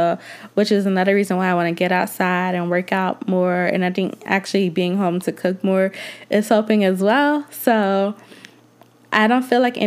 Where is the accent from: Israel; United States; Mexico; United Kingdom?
United States; Georgia; also born or lived in Atlanta, Georgia; I do love Atlanta, even though I'm not originally from there, but I live there and I am originally from Georgia.